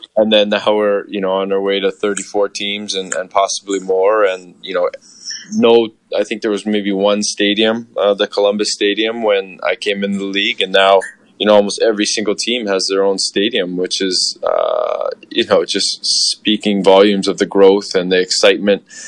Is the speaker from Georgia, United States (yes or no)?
no; Hawaii, United States; I grew up in Hawaii, a very diverse community